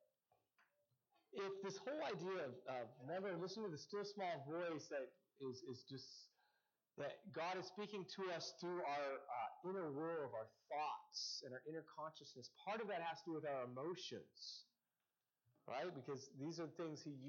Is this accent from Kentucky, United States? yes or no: no; Seattle, Washington, United States; I'm such a Northwesterner. I grew up in Seattle